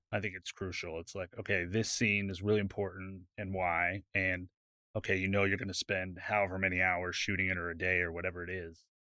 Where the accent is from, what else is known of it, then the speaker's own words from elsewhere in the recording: California, United States; now in Dallas, United States; I grew up in California.